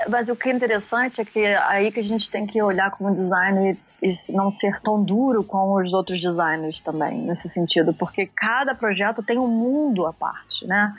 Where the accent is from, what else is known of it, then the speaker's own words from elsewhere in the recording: Niterói, Rio de Janeiro, Brazil; moved away as an adult; also born or lived in Netherlands; now in England; sou de Niterói, do Rio de Janeiro